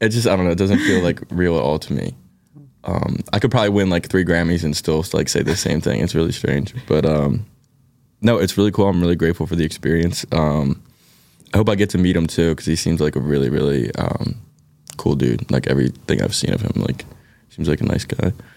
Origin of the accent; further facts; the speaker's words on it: Philadelphia, Pennsylvania, United States; accent: Philly; my Philly accent's gonna come out, like, really thick